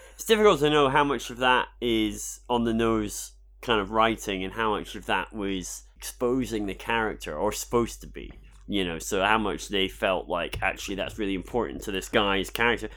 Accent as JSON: {"language": "English", "region": "Scotland", "country": "United Kingdom", "said": "I'm Scottish."}